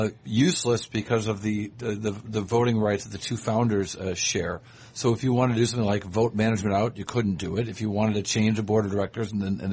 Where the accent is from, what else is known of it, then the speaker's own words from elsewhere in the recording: Fairport, New York, United States; my hometown of Fairport, New York